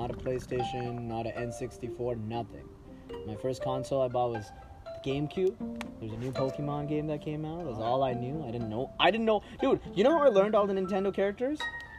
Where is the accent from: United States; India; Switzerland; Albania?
India; moved away; Growing up in India